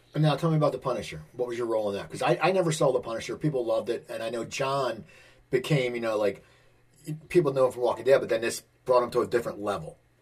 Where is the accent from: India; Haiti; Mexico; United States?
United States; Cherry Hill, New Jersey; I'm from the Philadelphia area, so I always liked uh, it because one time they had a episode where it was from my hometown in Cherry Hill